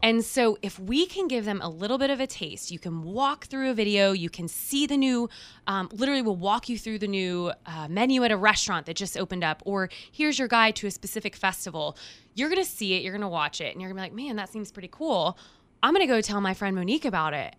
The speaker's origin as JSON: {"language": "English", "town": "Houston", "region": "Texas", "country": "United States", "moved": "yes", "lives_now": "Knoxville, United States", "said": "I'm from Houston, right? Massive, massive city"}